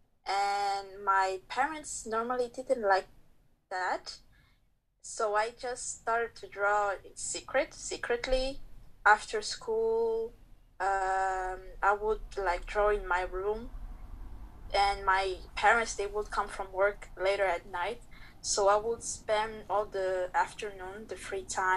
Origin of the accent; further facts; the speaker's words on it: Angola; now in Belgium; I was born in Belgium, raised in Angola, but currently living in Belgium.